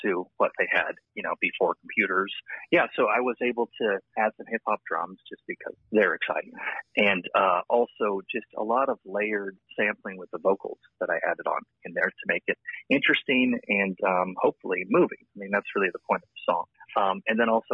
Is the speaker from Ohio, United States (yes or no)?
no; Santa Barbara, California, United States; also born or lived in Ojai, California; now in Los Angeles, United States; I was born and raised in Santa Barbara, about 100 miles north of L.A.